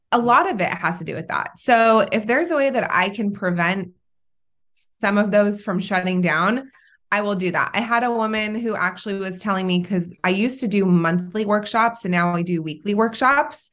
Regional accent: California, United States; also born or lived in Israel / North Carolina; now in Orange County, United States; I am originally from Israel. At a very young age, I moved to California, um, with my parents

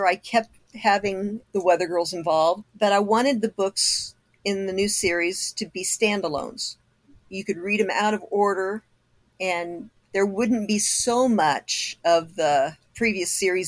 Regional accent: Kokomo, Indiana, United States; now in Arizona, United States; my hometown

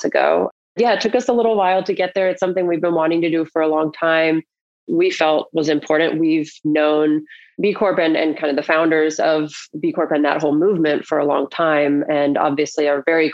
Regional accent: North Carolina, United States; I grew up in North Carolina

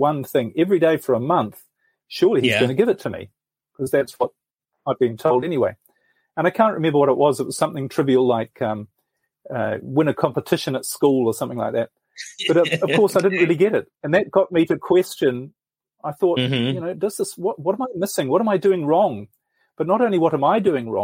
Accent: New Zealand; moved away as an adult; I'm originally from New Zealand, actually, and I spent most of my life there.

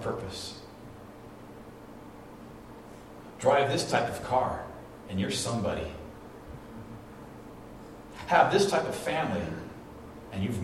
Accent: Orange County, California, United States; When I was little, we grew up in the Orange County area of California

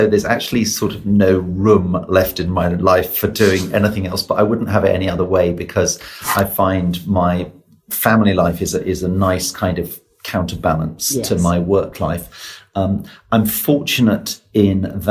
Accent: Oxford, South East England, United Kingdom; I grew up in Oxford

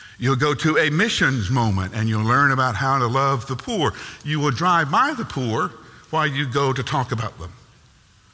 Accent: United States; we are born in North America. We are American, and American culture is all about doing

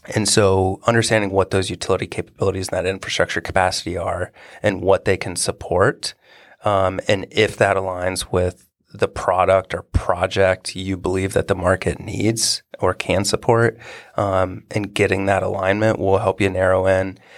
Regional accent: Marysville, Ohio, United States; I grew up in Marysville and, you know, Honda came here in the eighties and set up.

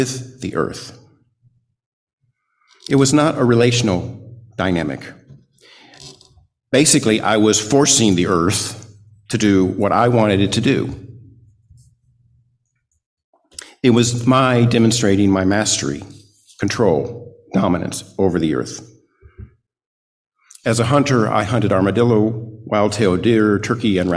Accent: South Texas, United States; I was born and raised in South Texas

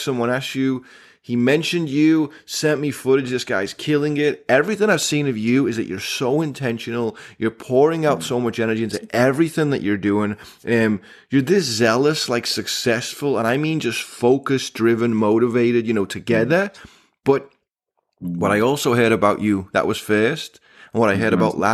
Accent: England, United Kingdom; moved away; growing up in England, we had hedgehog-flavored chips

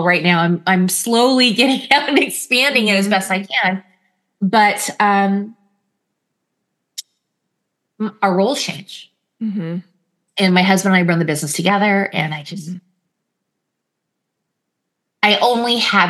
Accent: California, United States; we're Californian

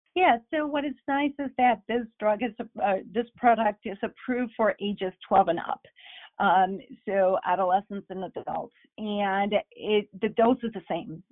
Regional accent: Bolivia; first language Spanish; English is a second language; moved away; I'm originally from Bolivia, so perhaps you heard some of my accent along the way

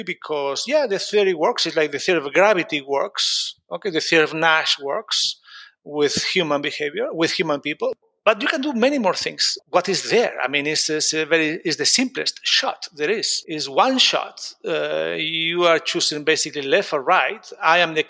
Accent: Spain; moved away as an adult; also born or lived in United States; now in London, United Kingdom; I grew up in Spain, but then I moved to the US to do my master and PhD

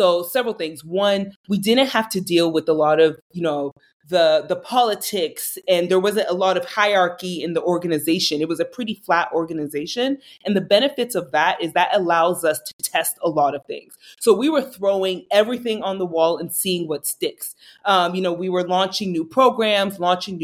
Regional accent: Boston, Massachusetts, United States; moved away as an adult; also born or lived in New York; born and raised in Boston, lived in New York for a couple of years

